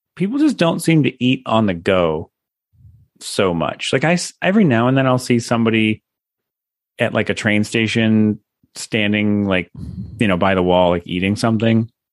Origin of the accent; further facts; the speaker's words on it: United States; moved away as an adult; now in Japan; I'm an American